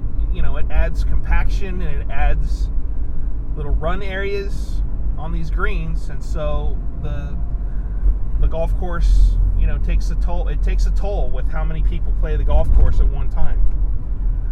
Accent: Sacramento, California, United States; I came from the Sacramento area where, there was golf to be played in Sacramento

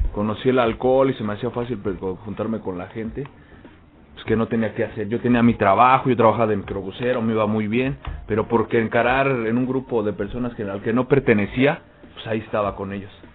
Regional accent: Mexico; somos mexicanos

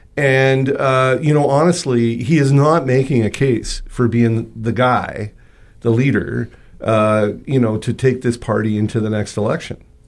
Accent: Toronto, Ontario, Canada; now in Winnipeg, Canada; I'm from Toronto

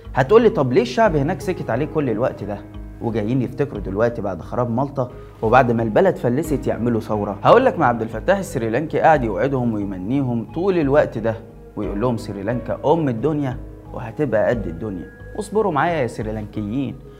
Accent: Egypt; عندنا في مصر

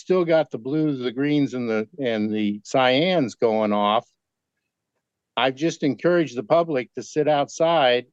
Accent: Kansas, United States; I grew up in Kansas

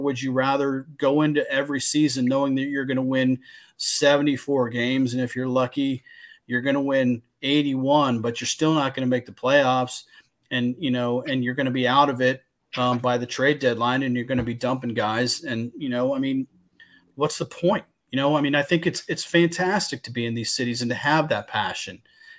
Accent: Midwest, United States; I just think I grew up in the Midwest

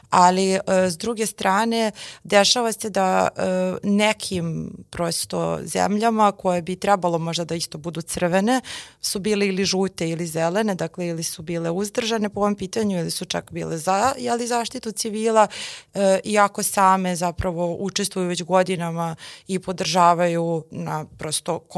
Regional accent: Serbia; barem oni od nas koji su Srbi

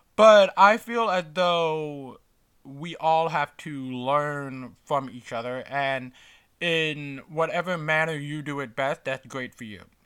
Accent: New York City, New York, United States; as a New Yorker

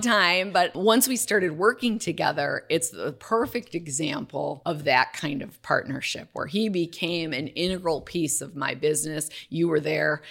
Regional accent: Waukesha, Wisconsin, United States; I'm from Waukesha, Wisconsin, so it's a teeny town outside of Milwaukee

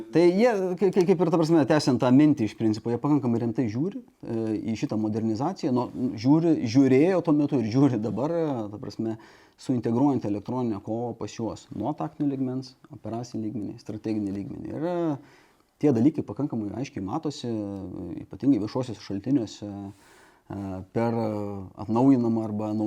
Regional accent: Šiauliai, Šiauliai County, Lithuania; aš esu kilęs iš Šiaulių

